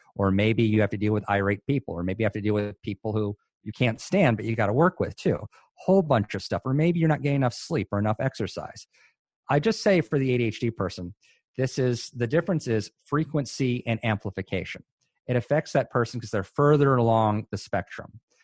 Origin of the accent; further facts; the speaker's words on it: Hawaii, United States; moved away as an adult; also born or lived in Chicago suburbs, Illinois; now in Durham, United States; I'm from Hawaii, born and raised